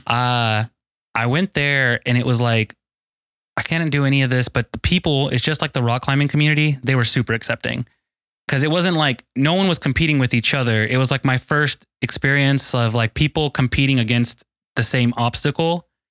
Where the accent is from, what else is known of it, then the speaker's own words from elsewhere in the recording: Mesquite, Texas, United States; 31 year old from Dallas, Texas. I grew up in Mesquite specifically, uh, Mesquite, East Dallas area.